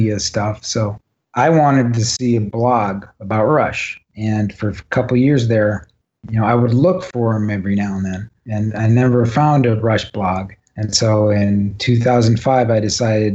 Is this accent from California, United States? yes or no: no; Cleveland, Ohio, United States; we're from Cleveland